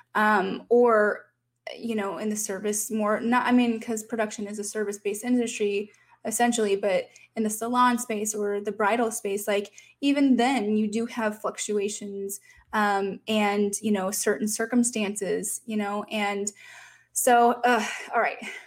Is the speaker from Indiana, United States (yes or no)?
yes; Fort Wayne, Indiana, United States; moved away; my hometown of Fort Wayne, Indiana